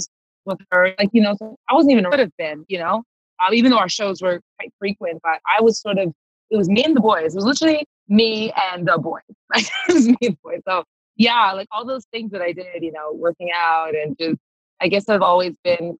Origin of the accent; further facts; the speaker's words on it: Toronto, Ontario, Canada; moved away as an adult; also born or lived in Los Angeles / London; I was born and raised in Toronto. Yeah. And so I left Toronto when I was 20 years old